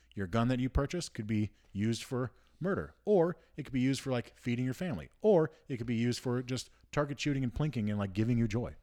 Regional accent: United States; as an American

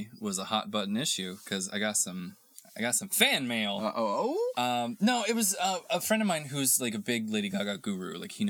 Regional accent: Texas, United States; moved away; I come from Texas where we get kind of both

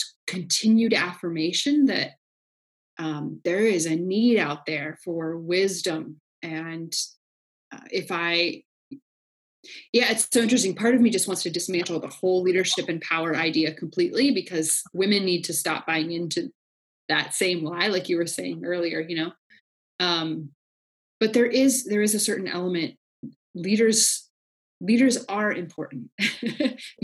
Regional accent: Kansas City, Kansas, United States; my like hometown, like where I grew up. KCK Wyandotte County

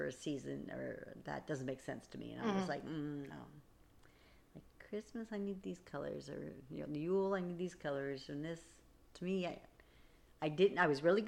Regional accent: East Coast, United States; moved away as an adult; now in Oregon, United States; I was raised on the East Coast

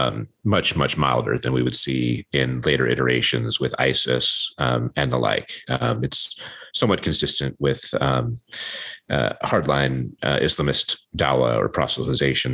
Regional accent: Ashland, Oregon, United States; I grew up in Southern Oregon in this small town called Ashland

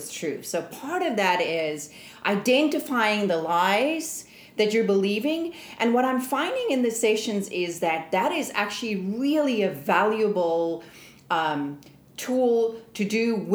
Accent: South Africa; moved away as an adult; I'm originally from South Africa

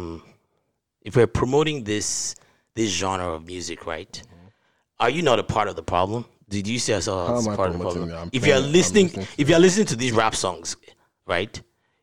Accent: Nigeria

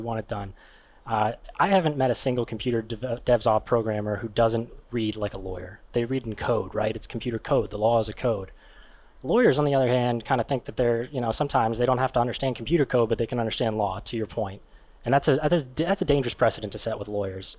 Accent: Crafton, Pennsylvania, United States; I'm from right here in Pittsburgh, Pennsylvania. I grew up in Crafton.

